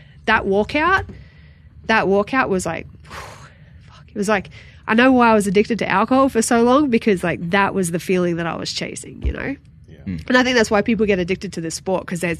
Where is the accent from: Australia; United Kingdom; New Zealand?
Australia; Sydney, New South Wales; moved away; in UFC Sydney in front of my hometown.